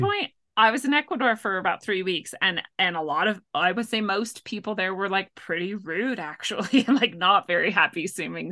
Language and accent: English; Washington, United States; also born or lived in North Dakota / Montana; I grew up in the Pacific Northwest